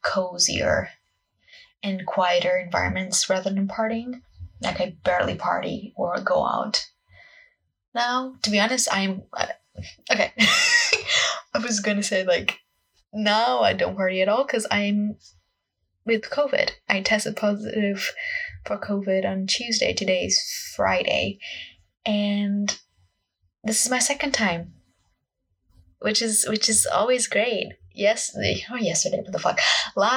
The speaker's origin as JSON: {"language": "English", "country": "Portugal", "second_language": "English", "moved": "yes", "lives_now": "United Kingdom", "said": "English is not my first language. I am Portuguese and I'm studying and living in the UK currently"}